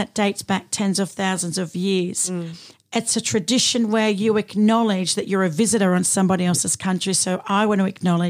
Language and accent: English; Sydney, New South Wales, Australia; moved away; I grew up in Redfern, you know, the heart of Sydney, right where the movement started